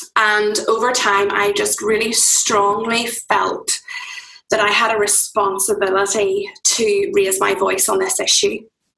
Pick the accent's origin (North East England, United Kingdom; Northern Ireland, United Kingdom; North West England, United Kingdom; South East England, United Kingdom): Northern Ireland, United Kingdom; County Fermanagh; now in Banbridge, United Kingdom; Both my husband and I aren't originally from where we live now. We're actually both from County Fermanagh, which is over in the west of Northern Ireland.